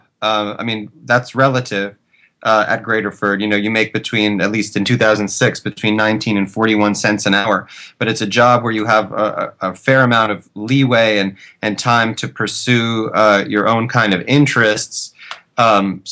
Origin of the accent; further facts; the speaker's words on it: United States; as an American citizen